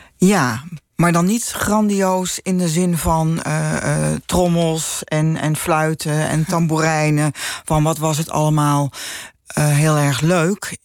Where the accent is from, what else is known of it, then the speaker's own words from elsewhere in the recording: Utrecht, Netherlands; ik ben opgegroeid in de Damstraat